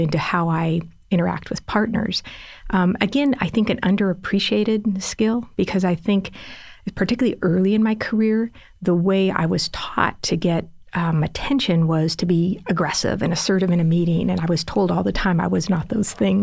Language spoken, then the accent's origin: English; Los Angeles, California, United States; also born or lived in San Diego; I grew up in Los Angeles, lived in San Diego